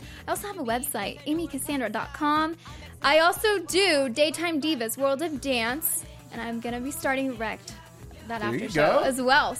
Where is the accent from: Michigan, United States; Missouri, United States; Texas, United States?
Texas, United States; San Antonio; yeah, I'm from San Antonio, Texas.